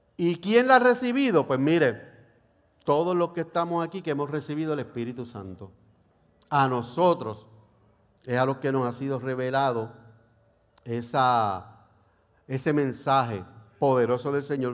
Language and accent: Spanish; Puerto Rico; cómo somos los boricuas